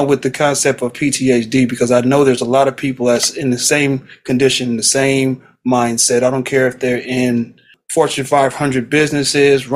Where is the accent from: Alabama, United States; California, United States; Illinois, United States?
California, United States; Los Angeles; born and raised in South Central LA.